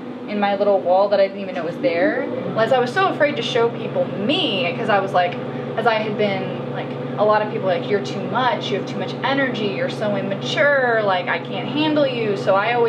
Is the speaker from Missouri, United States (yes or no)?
yes; Missouri, United States; moved away; I'm originally from Missouri, a very rural area